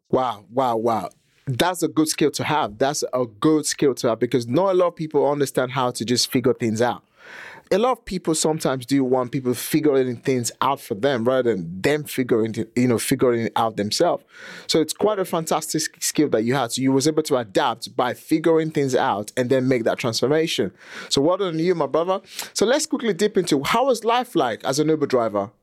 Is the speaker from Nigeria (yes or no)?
yes; Nigeria; also born or lived in England; now in United Kingdom; I was born and raised in Nigeria